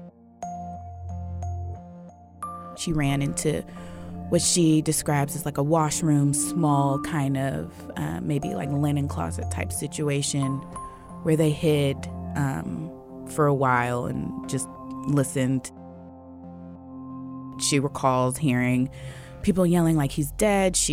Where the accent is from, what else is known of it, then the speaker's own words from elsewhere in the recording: the Bay Area, California, United States; growing up in the Bay, I just knew Orinda was for fancy people